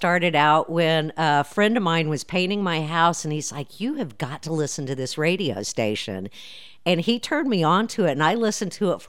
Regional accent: El Paso, Texas, United States; now in Dallas, United States; I'm from El Paso originally, and my dream was to always work in major market radio.

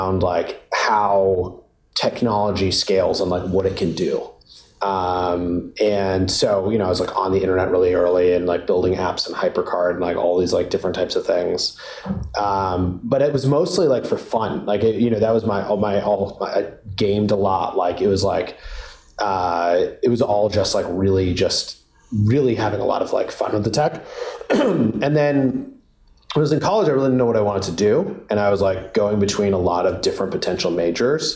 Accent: Providence, Rhode Island, United States; I grew up in Providence, Rhode Island

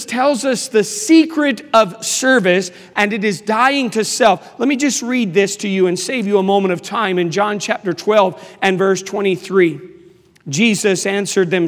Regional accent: Washington, District of Columbia, United States; moved away; also born or lived in Charlotte, North Carolina; I am from Washington, D.C.

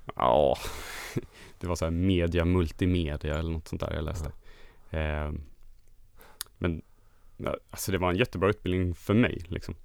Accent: Halmstad, Halland County, Sweden; jag kommer från Halmstad och det är en ganska liten stad som ligger mitt mellan Göteborg och Malmö kan man säga, på västkusten

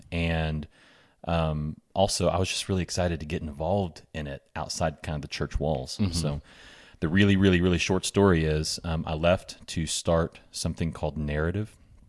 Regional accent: Bentonville, Arkansas, United States; I was raised in Bentonville. Been here my whole life since kindergarten. Graduated here, left for school for a few years, came back here

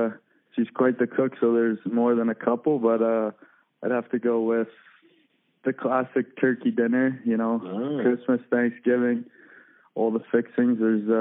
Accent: Halifax, Nova Scotia, Canada; moved away as an adult; also born or lived in St. Catharines, Ontario; Growing up in Halifax, you know, as a kid

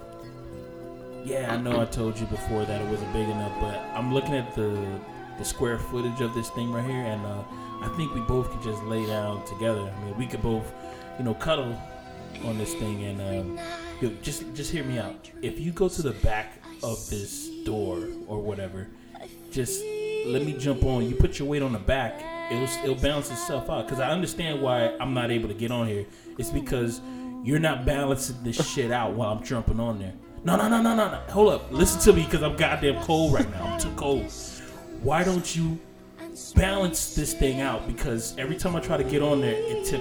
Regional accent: United States

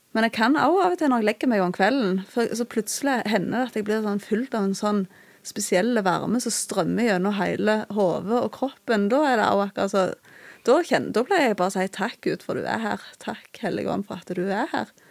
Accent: Bryne, Rogaland, Norway; also born or lived in Okna; Jeg er fra Jæren, jeg er fra Bryne. og Vokste opp i en kristen heim

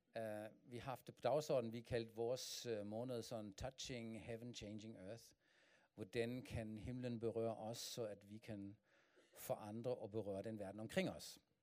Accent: Germany; Danish is a second language; moved away as an adult; now in Denmark; jeg kommer fra Tyskland, men min kone er dansk.

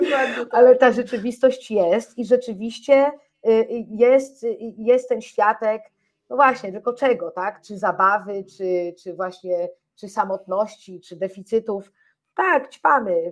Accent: Warsaw, Masovian Voivodeship, Poland; bo ja sama wychowałam się na Ursynowie, to była taka dzielnica, jest taka dzielnica, gdzie rzeczywiście tych narkotyków zawsze było więcej niż gdzie indziej

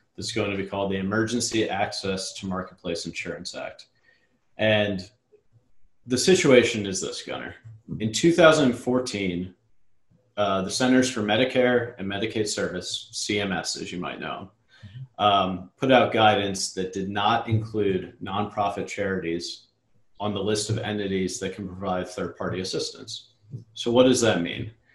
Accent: Richmond, Virginia, United States; moved away as an adult; also born or lived in Charlotte, North Carolina; I'm from Richmond uh, originally, and I was living in North Carolina

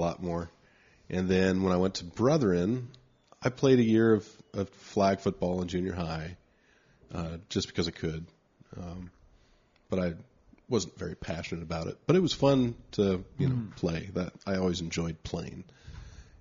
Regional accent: Anaheim, California, United States; also born or lived in Signal Hill, California / New York; on the street I grew up on, when we moved to Anaheim from Signal Hill, there were a bunch of kids on the street. So we grew up playing

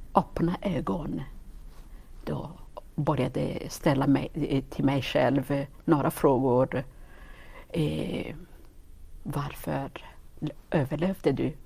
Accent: Gisenyi, Western Province, Rwanda; Swedish is a second language; moved away as an adult; also born or lived in Forshaga, Sweden; now in Karlstad, Sweden; jag eh, född och uppväxt i Rwanda

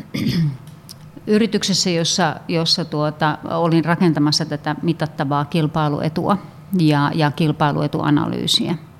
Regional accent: Finland; me ollaan, ollaan Suomesta, me ollaan suomalaisia.

